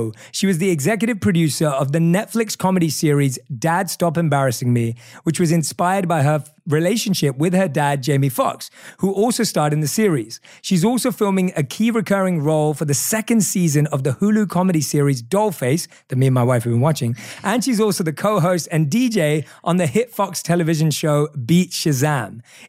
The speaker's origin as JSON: {"language": "English", "country": "United Kingdom", "accent": "British", "said": "Yeah, I'm really happy when I get reminded that I still have my British accent."}